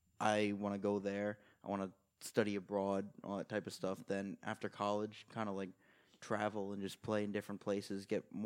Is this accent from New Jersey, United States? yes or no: no; New York, United States; also born or lived in Bohemia, Long Island; as a New Yorker